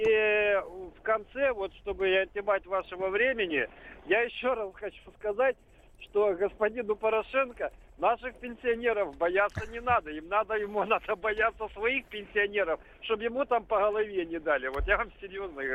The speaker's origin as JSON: {"language": "Russian", "town": "Odesa", "region": "Odesa Oblast", "country": "Ukraine", "tie": "born or raised there", "said": "я родился и вырос в Одессе, еще в Советском Союзе"}